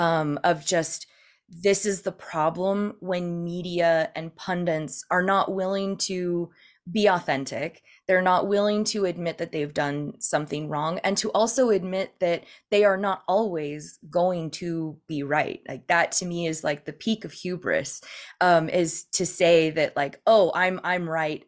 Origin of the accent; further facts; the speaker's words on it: Northern California, United States; also born or lived in San Francisco area; I'm originally from California